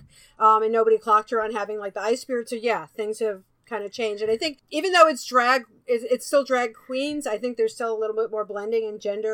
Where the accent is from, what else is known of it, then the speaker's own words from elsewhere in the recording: New York, United States; I'm a New Yorker.